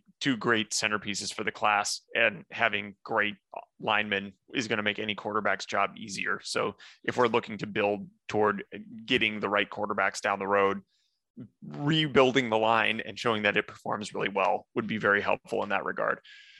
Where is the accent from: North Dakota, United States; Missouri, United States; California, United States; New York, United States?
North Dakota, United States; I grew up in North Dakota